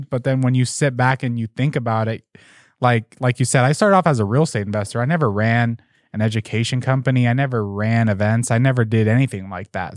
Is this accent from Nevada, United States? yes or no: yes; Las Vegas, Nevada, United States; I'm from Las Vegas